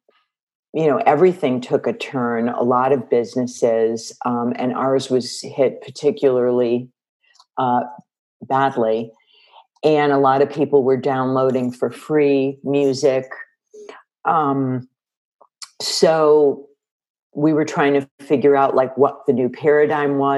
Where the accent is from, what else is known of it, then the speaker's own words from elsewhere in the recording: Chicago, Illinois, United States; moved away; I grew up in Chicago, and I came out here to pursue my dream of being a songwriter.